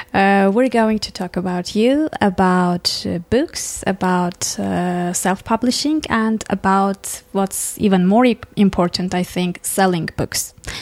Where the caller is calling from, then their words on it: Armenia; English is a second language; the success is based on the listeners whom I don't know, because I'm podcasting from Armenia.